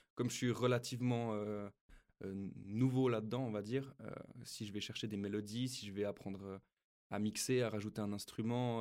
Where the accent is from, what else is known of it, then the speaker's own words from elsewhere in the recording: Switzerland; chez nous en Suisse